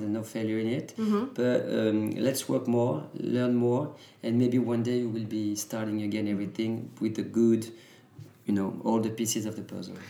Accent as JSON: {"language": "English", "region": "Normandy", "country": "France", "tie": "born or raised there", "said": "I was born and raised in Normandy"}